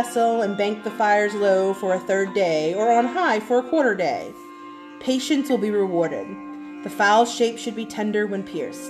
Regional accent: Cajun, Louisiana, United States; as a Cajun

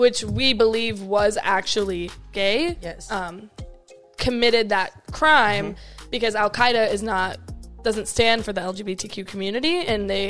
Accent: Vancouver, Washington, United States; now in Orlando, United States; like where I'm from, like Portland, Oregon. Like I'm from Vancouver, but Portland is basically the biggest city

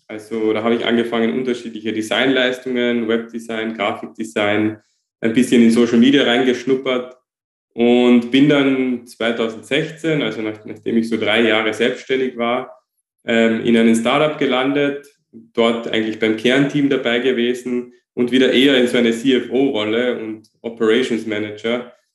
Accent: Austria; hier bei uns in Österreich

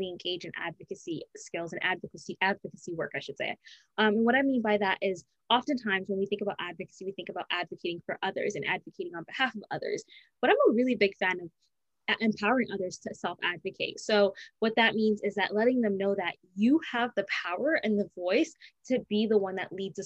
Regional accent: Canada; growing up in Canada, being born and raised in Canada

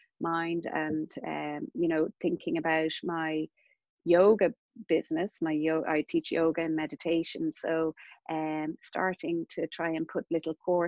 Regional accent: Castleknock, Leinster, Ireland; I grew up in Castleknock

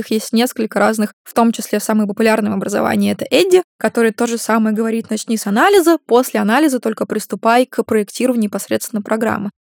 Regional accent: Russia; moved away as an adult; also born or lived in Maastricht, Netherlands; я была первой из России, которая к ним а, поступила в аспирантуру

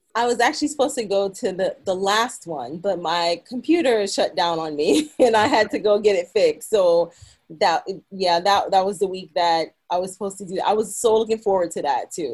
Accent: New York City, New York, United States; moved away as an adult; also born or lived in Bronx, New York; now in Los Angeles, United States; I was born and raised in Brooklyn

